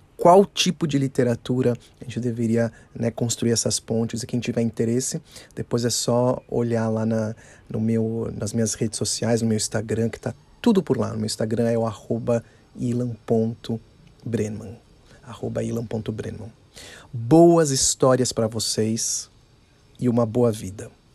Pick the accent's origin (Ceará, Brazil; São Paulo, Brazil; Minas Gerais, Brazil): São Paulo, Brazil; Eu sou de São Paulo, São Paulo, capital